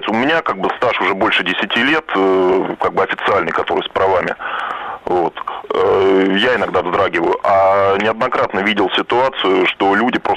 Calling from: Moscow, Russia; я из Москвы.

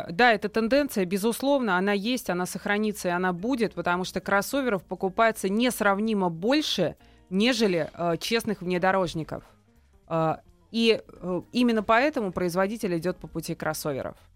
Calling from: Moscow, Russia; я из Москвы вам звоню

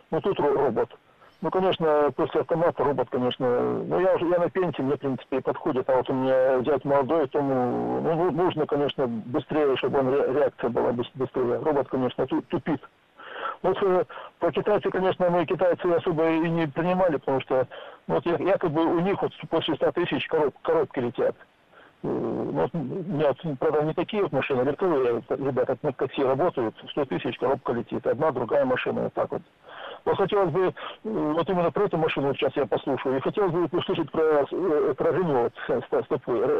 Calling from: Krasnodar, Krasnodar Krai, Russia; also born or lived in Khabarovsk, Russia; Я из Краснодара звоню.

